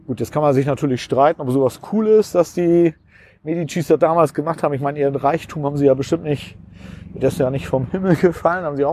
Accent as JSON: {"language": "German", "region": "Hamburg", "country": "Germany", "said": "ich komme ja nun aus Hamburg, ne? Und da ist es so, mein Leben verläuft in ruhigen Bahnen."}